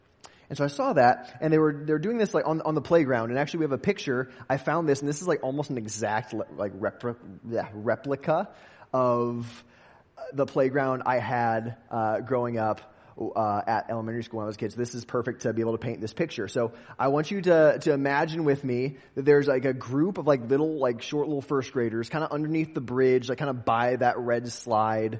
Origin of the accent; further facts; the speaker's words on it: West Des Moines, Iowa, United States; I grew up in West Des Moines, Iowa